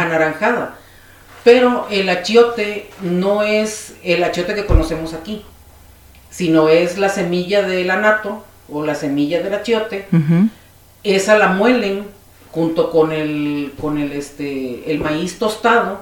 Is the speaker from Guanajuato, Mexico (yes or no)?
no; Chiapas, Mexico; also born or lived in Piedras Negras, Coahuila / Oaxaca; soy coahuilense de nacimiento y chiapaneca por adopción